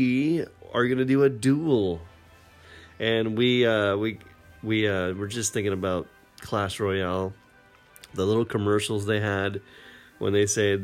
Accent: Maine, United States; moved away; I'm originally from Maine

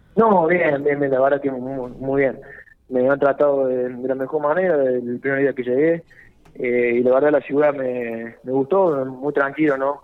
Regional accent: Córdoba, Argentina; moved away as an adult; also born or lived in Jujuy / Rafaela; de Córdoba soy. hice inferiores en Tagre de Córdoba hasta los 19

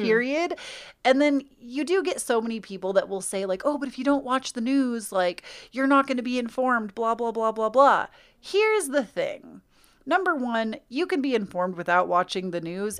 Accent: United States; accent: American; my American accent

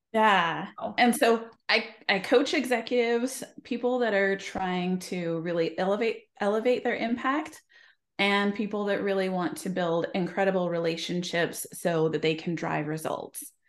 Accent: Idaho, United States; I grew up in Idaho

